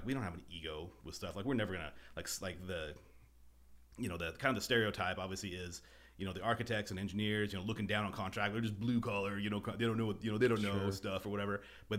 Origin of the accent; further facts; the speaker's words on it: Boise, Idaho, United States; also born or lived in Northern California; I grew up in Boise for the most part. You know, I was born here, moved away, lived in Northern California for a number of years when I was a kid, you know, went to high school, went to college here.